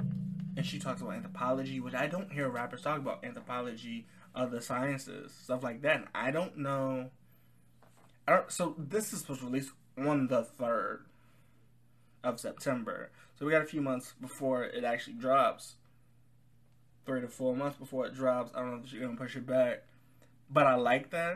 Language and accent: English; United States; I am not British. I'm American